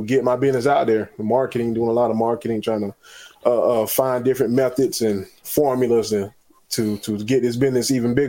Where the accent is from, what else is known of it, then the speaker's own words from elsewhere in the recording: Florence, South Carolina, United States; also born or lived in Charlotte, North Carolina; I'm born and raised there. The community, you know, they support me and whatnot. But that's where I'm from. I'm from Florence.